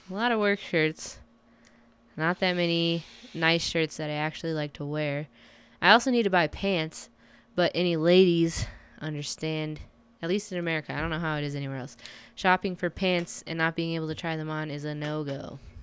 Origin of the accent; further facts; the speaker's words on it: United States; I'm American as fuck